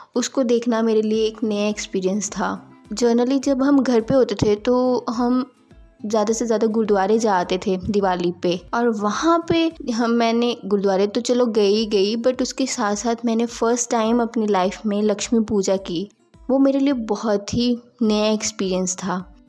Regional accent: Hoshiarpur, Punjab, India; moved away as an adult; also born or lived in Delhi; मैं होशियारपुर पंजाब से हूँ

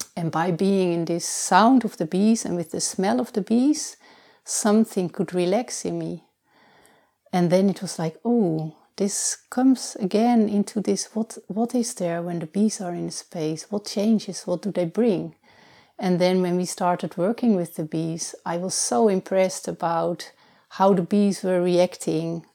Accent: Netherlands; now in Portugal; I was born in the Netherlands, and already for a long time I'm living here in Portugal.

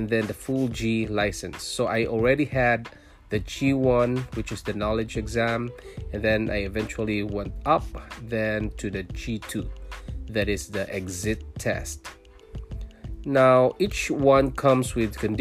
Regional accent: Philippines; moved away as an adult; also born or lived in Singapore; now in Ontario, Canada; I was born in Philippines, I'm a Filipino, and I worked in Singapore

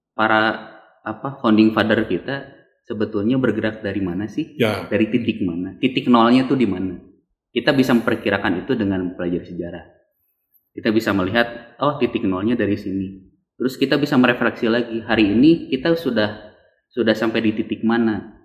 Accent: Bandung, West Java, Indonesia; saya lahir di sini

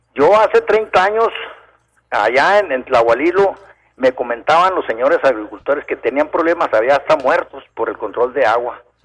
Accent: Camargo, Chihuahua, Mexico; yo soy de Camargo, Chihuahua

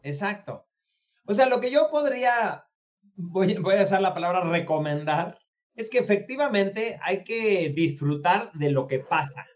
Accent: Mexico; also born or lived in United States; yo como mexicano

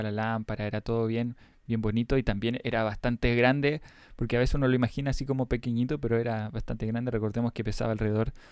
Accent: Mexico; soy de México y me preguntaba, ¿de qué está construido el candelabro? Un saludo grande desde Cancún, Quintana Roo.

